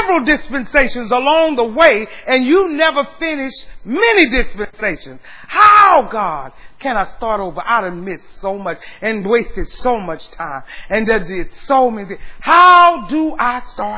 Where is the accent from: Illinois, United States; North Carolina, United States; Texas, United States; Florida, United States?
Texas, United States; San Antonio; now in Austin, United States; San Antonio is my hometown